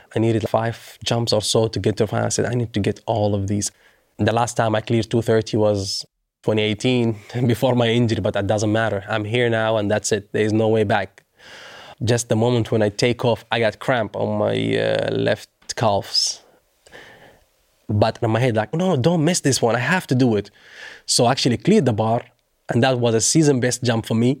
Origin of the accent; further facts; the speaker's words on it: Doha, Qatar; in front of my hometown.